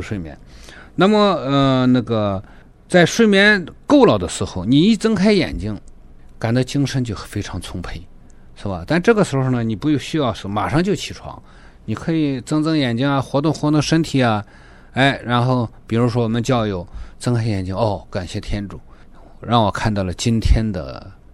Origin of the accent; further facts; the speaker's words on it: China; moved away as an adult; now in Toronto, Canada; 我来自中国大陆。我们家庭里面是三代行医，我也是个老教友的家庭，我是第五代了。那么我来到多伦多呢，还是从事中医职业